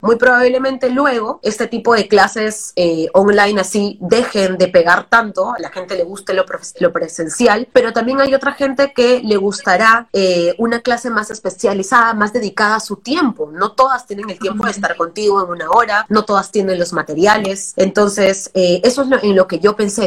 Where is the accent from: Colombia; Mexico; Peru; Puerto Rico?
Peru; Trujillo, La Libertad; now in Lima, Peru; Yo vengo de provincia, como te digo, soy de Trujillo, y crecer en algo donde, en una ciudad que no es Lima, es bien complicado